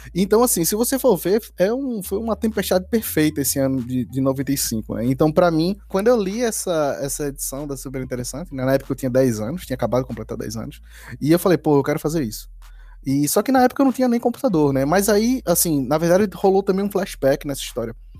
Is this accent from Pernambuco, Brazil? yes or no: yes; Recife, Pernambuco, Brazil; Eu morei no Recife, né? Assim, cresci, nasci e, e cresci no Recife